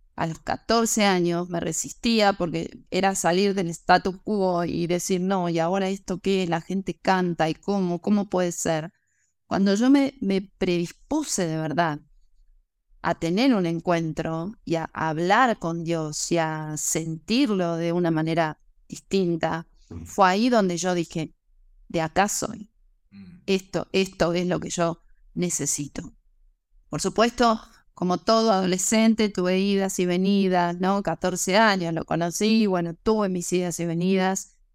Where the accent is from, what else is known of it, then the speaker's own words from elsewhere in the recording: Argentina; also born or lived in Mexico; luego me volví a Argentina